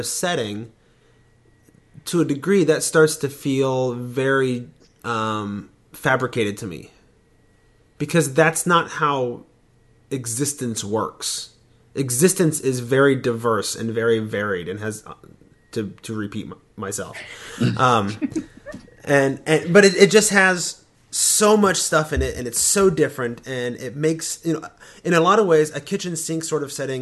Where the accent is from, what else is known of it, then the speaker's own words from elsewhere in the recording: United States; I'm American